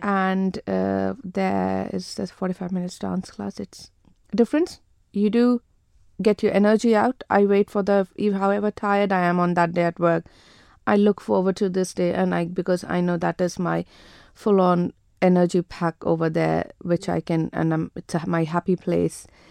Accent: India; moved away as an adult; also born or lived in Jersey; born and brought up in India

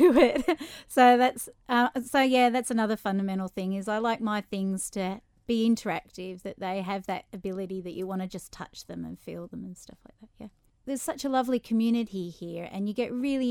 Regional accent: Tasmania, Australia; also born or lived in Melbourne, Australia; now in Isle of Man; So I'm from Melbourne, Australia, grew up in Tasmania

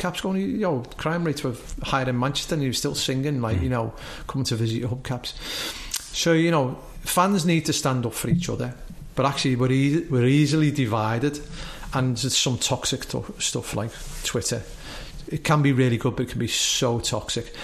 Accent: Isle of Man; we come from the Isle of Man

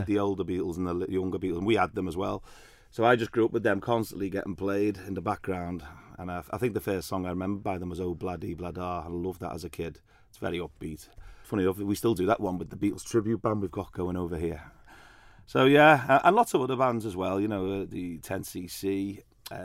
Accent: Liverpool, North West England, United Kingdom; now in Isle of Man; I was born in Liverpool, so I grew up with guitars in the house

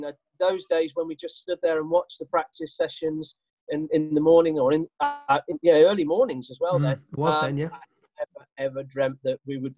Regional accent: Derby, East Midlands, United Kingdom; also born or lived in Southampton; now in Bournemouth, United Kingdom; 2 months later, my father got a job at Rolls-Royce in Derby, and we hop-tailed it up to Derby

